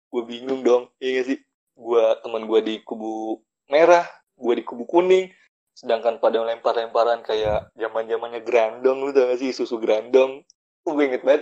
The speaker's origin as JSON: {"language": "Indonesian", "region": "Jakarta", "country": "Indonesia", "lives_now": "Kosambi, Indonesia", "said": "gue dari Jakarta lalu gue gue pindah ke Kosambi"}